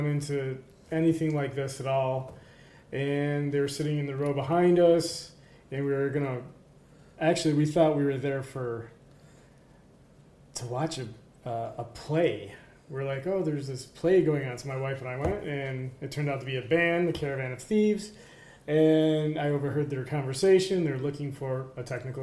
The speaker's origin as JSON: {"language": "English", "town": "Rome", "region": "New York", "country": "United States", "tie": "born or raised there", "also_born_or_lived": "Charleston, South Carolina", "said": "At this point, I was in Rome."}